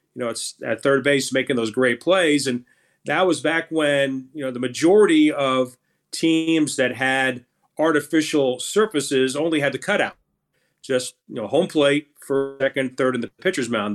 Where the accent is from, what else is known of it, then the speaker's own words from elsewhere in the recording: Orlando, Florida, United States; also born or lived in Brooklyn, New York; we moved to Orlando, Florida. So that's really where I grew up